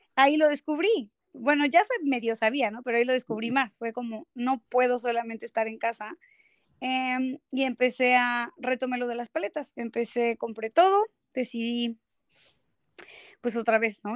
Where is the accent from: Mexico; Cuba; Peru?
Mexico; Mexico City; moved away as an adult; now in Toronto, Canada; soy de la Ciudad de México.